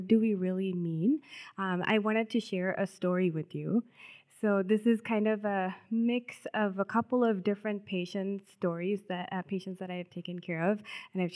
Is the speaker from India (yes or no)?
yes; South India, India; moved away as an adult; now in Minnesota, United States; I grew up in South India